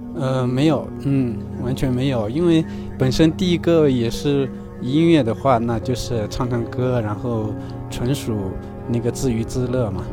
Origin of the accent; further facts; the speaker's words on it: Xichang, Sichuan, China; 我现在在我老家那个大凉山西昌